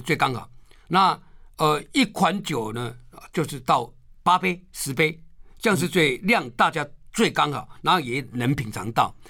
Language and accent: Chinese; Taiwan; 我们台湾人